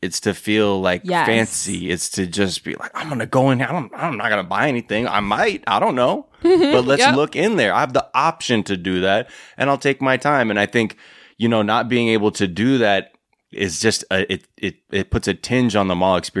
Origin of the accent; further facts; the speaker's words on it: Los Angeles, California, United States; I grew up in the Valley.